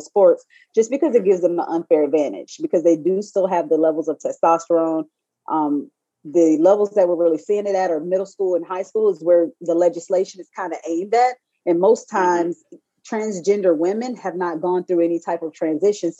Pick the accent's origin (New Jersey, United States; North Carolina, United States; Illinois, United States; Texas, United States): North Carolina, United States; High Point; I'm from North Carolina.